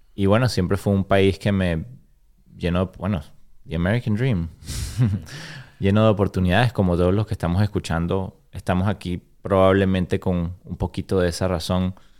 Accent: Caracas, Capital District, Venezuela; moved away as an adult; also born or lived in Florida / Nashville; now in Chattanooga, United States; de Venezuela, soy de Caracas, de la capital de Venezuela. De, llevo 19 años en Estados Unidos y 19 años viví en Venezuela

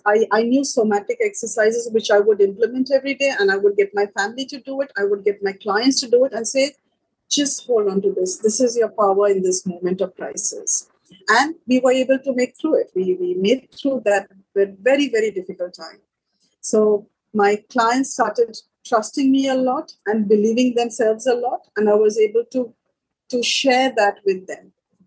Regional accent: Sri Lanka; I'm from Sri Lanka, and last year we're still in it.

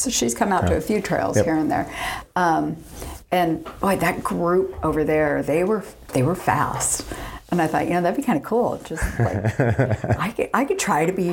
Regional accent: Dana Point, California, United States; now in San Diego, United States; Grew up in Orange County. Okay. Dana Point area

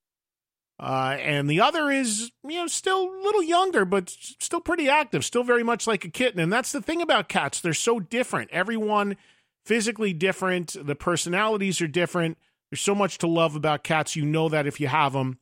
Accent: New Jersey, United States; in New Jersey, in my home state

